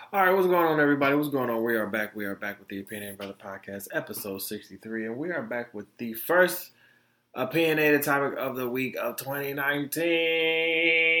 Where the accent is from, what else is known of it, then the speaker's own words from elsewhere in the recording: Detroit, Michigan, United States; also born or lived in Florida; I was born in Florida, raised in Detroit